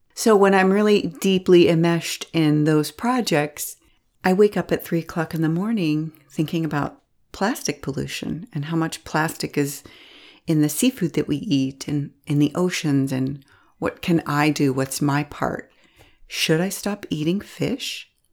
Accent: Pittsburgh, Pennsylvania, United States; I'm from Pittsburgh

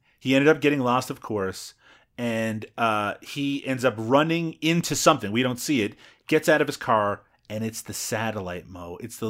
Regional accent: Newfoundland and Labrador, Canada; accent: Newfoundland English; Actually, my mother tongue is from Newfoundland English, so it's a little bit different than that.

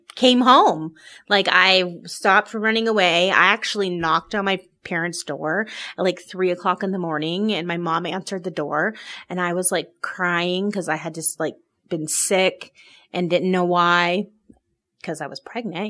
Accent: Oregon, United States; moved away as an adult; now in Salt Lake City, United States; I'm originally from Oregon

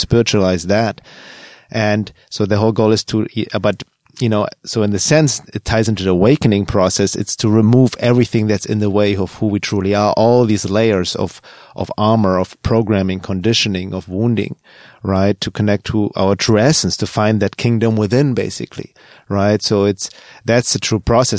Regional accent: Germany; moved away; Growing up in Germany

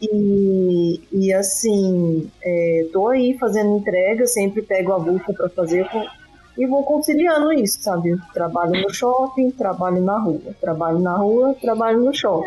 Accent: Campo Grande, Mato Grosso do Sul, Brazil; now in São Paulo, Brazil; Falo de São Paulo também, porém não sou nascida aqui. Sou de Campo Grande, Mato Grosso do Sul. Vim para cá em São Paulo em 2015

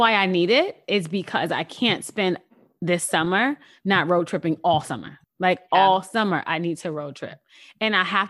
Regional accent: New York City, New York, United States; I'm a New Yorker.

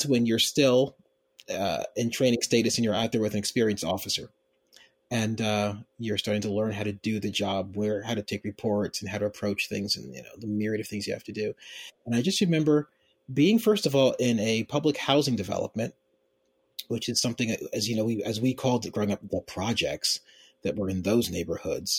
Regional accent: Philadelphia, Pennsylvania, United States; moved away as an adult; now in Baltimore, United States; I grew up in Philadelphia. I grew up in an upper middle class part of Philadelphia

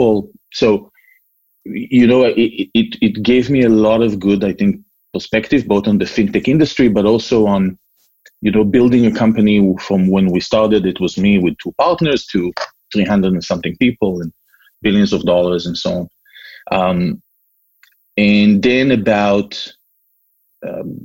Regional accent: Israel; moved away as an adult; also born or lived in California; now in Massachusetts, United States; I was born and raised in Israel. I don't know if you can still hear my accent.

